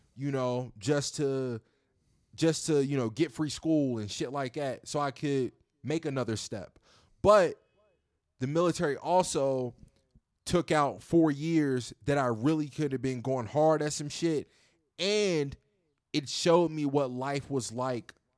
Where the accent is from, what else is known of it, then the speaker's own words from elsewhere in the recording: Virginia, United States; moved away as an adult; also born or lived in Houston; leaving my hometown in Virginia, of, of my small little hometown, moving to Houston